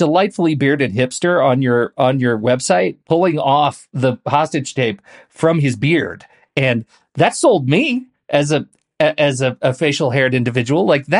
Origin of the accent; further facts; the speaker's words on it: Portland, United States; I'm from Portland.